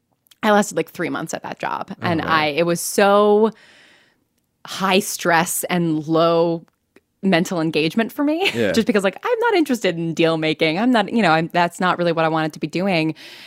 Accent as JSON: {"language": "English", "region": "New York", "country": "United States", "tie": "born or raised there", "said": "had gone to college for theater and music in the hopes of eventually moving back to New York where I grew up and being on Broadway."}